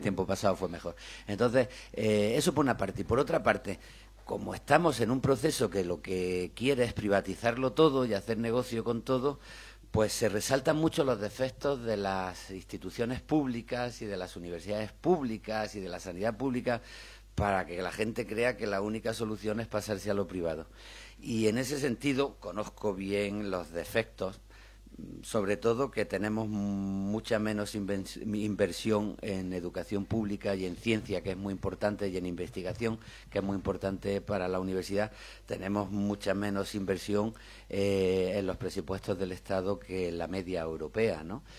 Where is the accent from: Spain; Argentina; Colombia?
Spain; Granada, Andalusia; Yo soy de Granada, como Miguel